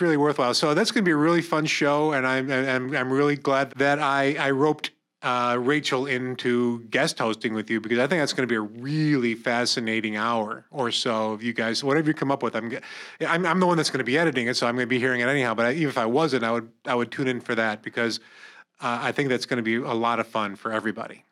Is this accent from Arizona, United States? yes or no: no; Corning, New York, United States; I'm from Corning